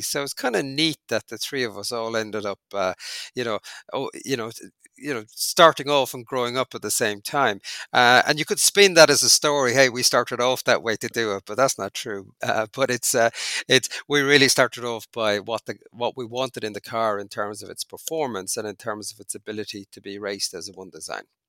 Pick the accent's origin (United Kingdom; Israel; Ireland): Ireland; Cork, Munster; moved away as an adult; also born or lived in Canada; now in United Arab Emirates; I grew up in Cork in Ireland, very far south of Ireland